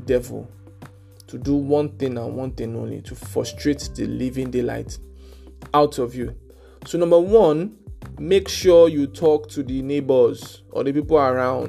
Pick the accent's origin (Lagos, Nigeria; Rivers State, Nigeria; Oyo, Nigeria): Lagos, Nigeria; moved away; also born or lived in Ilorin; I grew up in Lagos